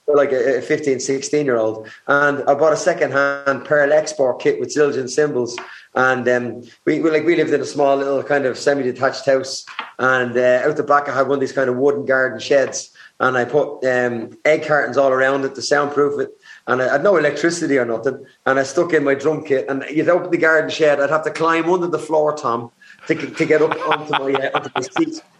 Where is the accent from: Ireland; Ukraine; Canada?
Ireland; Dublin, Leinster; growing up in Dublin